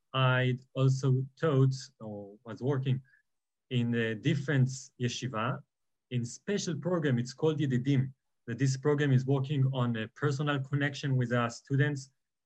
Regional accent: Alon Shvut, Judea and Samaria Area, Israel; moved away as an adult; I think we came from Alon Shvut in Gush Zion. I was born in Alon Shvut. My parents still live in there.

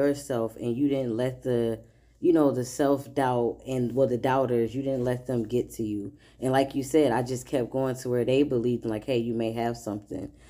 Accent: Midwest, United States; moved away; I'm originally from the Midwest

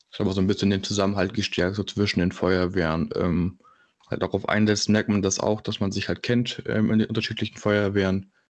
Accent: Berlin, Germany; ich komme aus Berlin

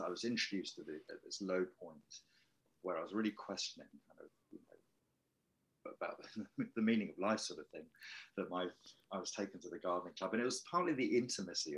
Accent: Wokingham, South East England, United Kingdom; that's where I grew up in Wokingham

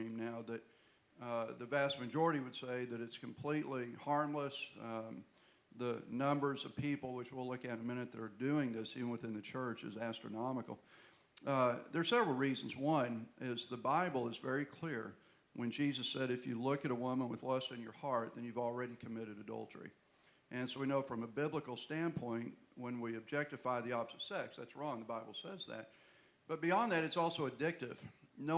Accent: Houston, Texas, United States; Beth and I are both from Houston, Texas

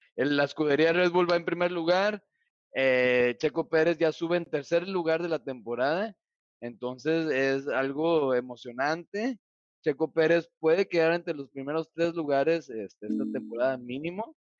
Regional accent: Mexico; como un mexicano

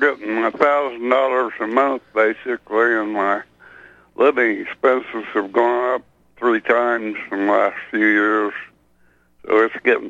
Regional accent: Champaign, Illinois, United States; born or raised there; moved away

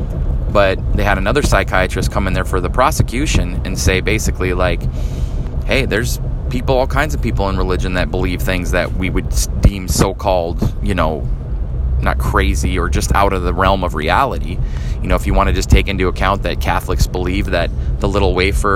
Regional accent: Midwest, United States; moved away; I'm from the Midwest, and fall here is the reverse of the Midwest.

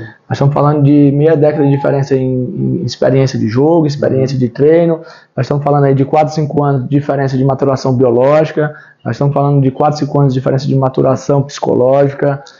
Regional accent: Brazil; also born or lived in Ceará / Pelotas, Rio Grande do Sul; enquanto brasileiros

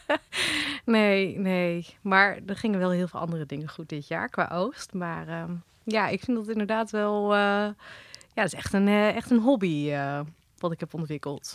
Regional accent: Holten, Overijssel, Netherlands; born or raised there; also born or lived in Wageningen / Driel

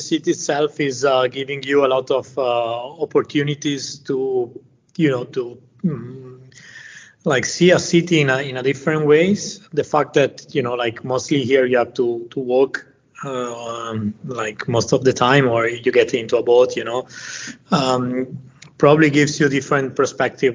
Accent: Venice, Veneto, Italy; I'm from Venice. I grew up here

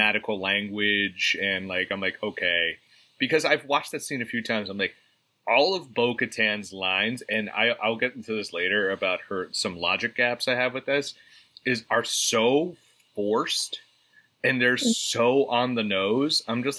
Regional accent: New Jersey, United States; because I'm from New Jersey

